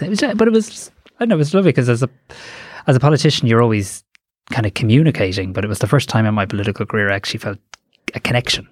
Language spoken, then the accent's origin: English; Greystones, Leinster, Ireland; as a kind of moody, opinionated teenager in Greystones